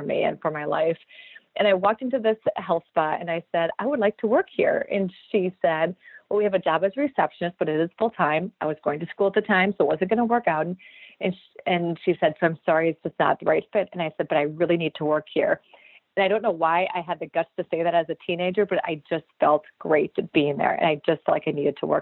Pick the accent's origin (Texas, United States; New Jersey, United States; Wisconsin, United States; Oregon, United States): Wisconsin, United States; also born or lived in Minneapolis; I'm from Wisconsin, so that's why I came back to Wisconsin